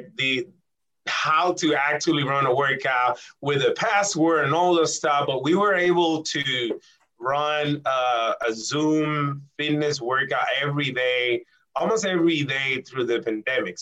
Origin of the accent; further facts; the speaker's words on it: Puerto Rico; moved away as an adult; now in Connecticut, United States; I'm from Puerto Rico. I was born and raised in Puerto Rico, educated in Puerto Rico, the University of Puerto Rico, in the Rio Piedras Recinto